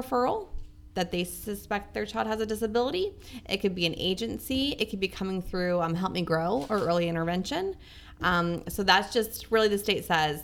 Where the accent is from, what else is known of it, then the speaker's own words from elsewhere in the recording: Central Ohio, United States; moved away as an adult; I am from Central Ohio, born and raised